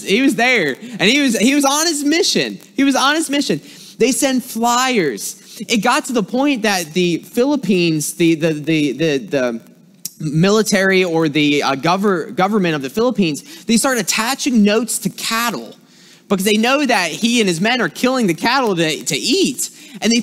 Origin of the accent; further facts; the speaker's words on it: South Carolina, United States; accent: twang; moved away as an adult; now in Michigan, United States; I'm originally from South Carolina, so if you hear some words that have a little twang to it